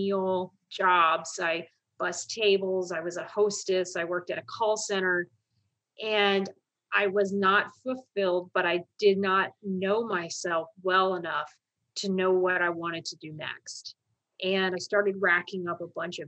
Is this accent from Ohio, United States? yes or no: yes; Columbus, Ohio, United States; moved away as an adult; I'm actually from Columbus, Ohio. It's a state in the Midwest portion of the United States. And in Columbus, Ohio, military service is not something that the kids grow up thinking they're going